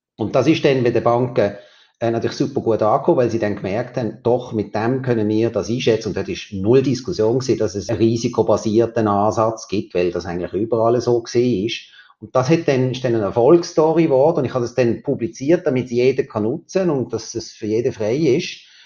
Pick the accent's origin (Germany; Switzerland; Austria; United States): Switzerland; bei uns in der Schweiz